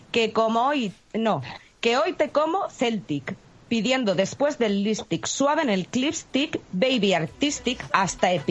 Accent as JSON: {"language": "Spanish", "country": "Colombia", "lives_now": "Madrid, Spain", "said": "Claro que yo soy de Colombia, pero yo noto que es mucho el personal que viene a esta feria."}